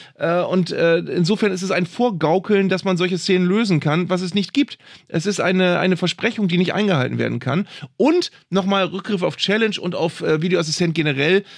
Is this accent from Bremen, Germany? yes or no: yes; Bremen, Germany; als Bremer